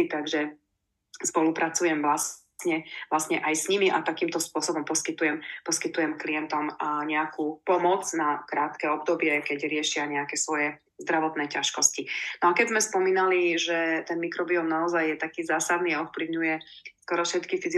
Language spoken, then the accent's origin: Slovak; Prešov, Prešov Region, Slovakia; also born or lived in Košice; ja som sa narodila v Košiciach, takže som Košičanka, ale žijem celý život viac menej v Prešove.